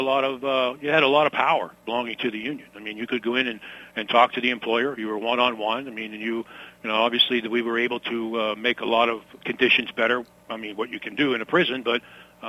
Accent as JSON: {"language": "English", "town": "Baldwin", "region": "Pennsylvania", "country": "United States", "tie": "born or raised there", "said": "I grew up in the South Hills of Pittsburgh in Baldwin Borough."}